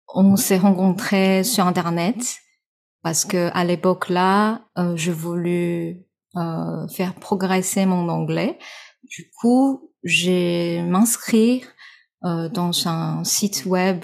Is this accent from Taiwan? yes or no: yes; Taiwan; French is a second language; je suis née, je suis 100% taïwanaise.